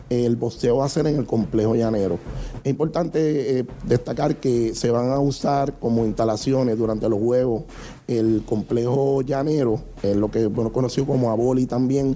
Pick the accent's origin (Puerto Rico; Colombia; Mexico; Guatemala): Puerto Rico; Toa Baja; representando a nuestro pueblo Toabaja